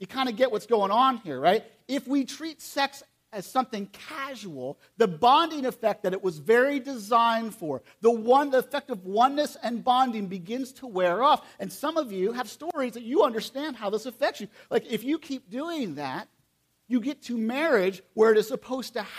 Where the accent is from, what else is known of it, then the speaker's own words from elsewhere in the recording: United States; I'm from Perry County